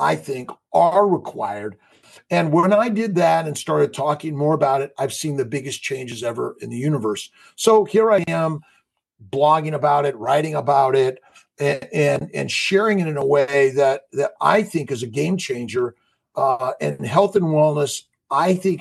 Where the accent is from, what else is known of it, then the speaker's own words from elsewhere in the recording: Los Angeles, California, United States; born and raised in Los Angeles